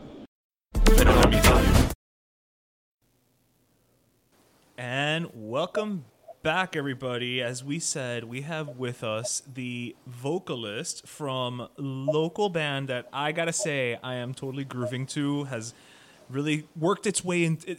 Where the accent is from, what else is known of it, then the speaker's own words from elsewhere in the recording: Miami, Florida, United States; being from Miami